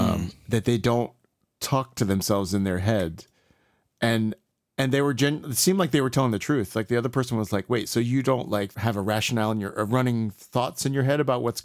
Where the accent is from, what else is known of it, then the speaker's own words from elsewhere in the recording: Columbus, Mississippi, United States; born there; I was born in Columbus, Mississippi, which is why I am named ….